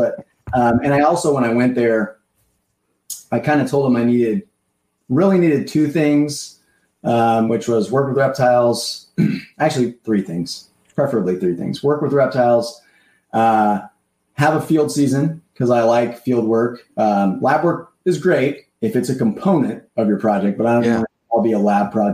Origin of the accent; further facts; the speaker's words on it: Santa Claus, Indiana, United States; I'm originally from Southern Indiana